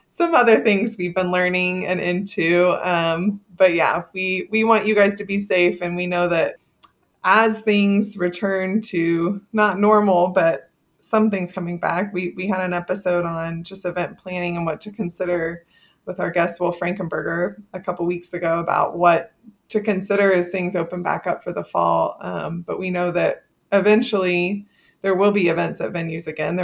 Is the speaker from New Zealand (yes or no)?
no; Texas, United States; I'm from Texas